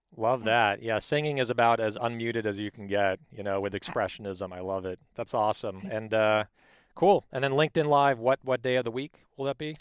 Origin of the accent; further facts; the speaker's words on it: Palos Verdes, California, United States; I was raised in Palos Verdes.